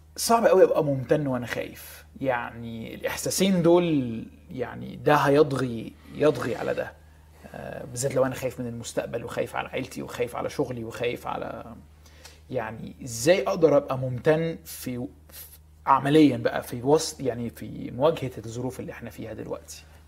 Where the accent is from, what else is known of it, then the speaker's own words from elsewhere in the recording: Egypt; احنا في مصر